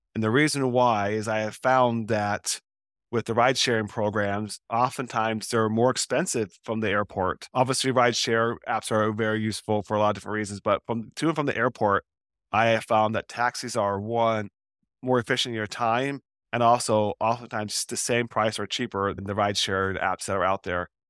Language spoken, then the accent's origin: English; Portland, Oregon, United States; I'm from Portland, Oregon, and the headquarters of Nike are here